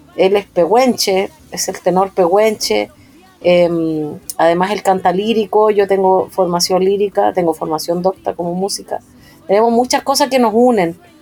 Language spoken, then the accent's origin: Spanish; Biobío, Chile; also born or lived in Concepción; yo crecí en los años 80 en el sur, crecí en el Biobío, en la zona campesina